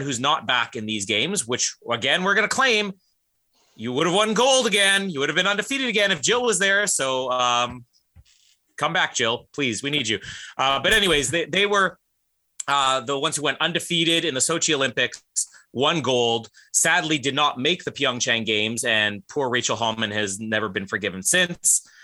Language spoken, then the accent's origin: English; Winnipeg, Manitoba, Canada; my hometown